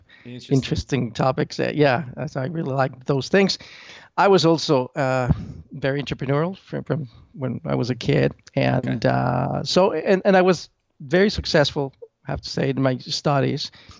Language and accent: English; Mexico City, Mexico; I was born actually in Mexico City